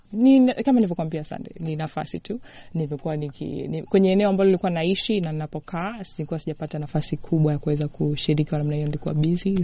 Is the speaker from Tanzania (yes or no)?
yes; Tanzania; now in United States; kama Mtanzania